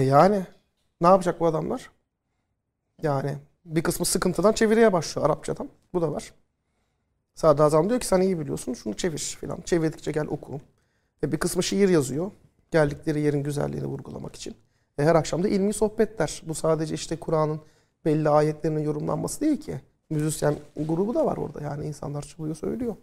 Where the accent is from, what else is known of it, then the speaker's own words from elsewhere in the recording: Turkey; ilk Türk öğrenci ben oluyorum.